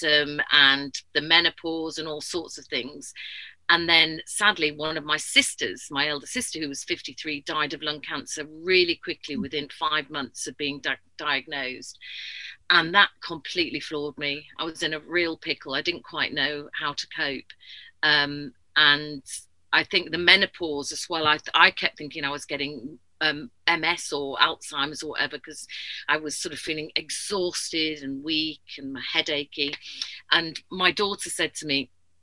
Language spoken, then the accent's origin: English; Yorkshire and the Humber, United Kingdom; moved away as an adult; also born or lived in South of England; being a Yorkshire lass, even though I've lived down south for 20 years